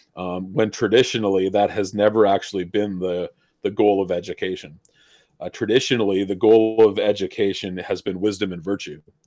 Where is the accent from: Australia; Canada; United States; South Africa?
Canada; Ontario; I grew up in Ontario, up here in Canada